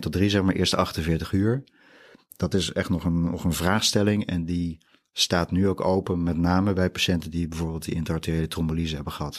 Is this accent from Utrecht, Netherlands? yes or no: yes; Utrecht, Netherlands; also born or lived in Randstad / Drenthe; Ik ben echt Utrechts product, geboren in Utrecht